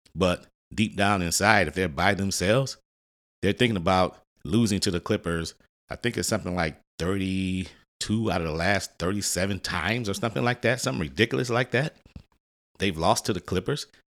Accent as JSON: {"language": "English", "town": "Detroit", "region": "Michigan", "country": "United States", "tie": "born or raised there", "said": "My hometown, Detroit, Michigan."}